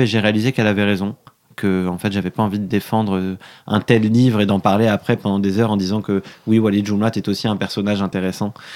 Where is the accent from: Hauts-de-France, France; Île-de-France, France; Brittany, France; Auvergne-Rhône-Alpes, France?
Île-de-France, France; Paris; Je suis né à Paris, j'ai grandi à Paris.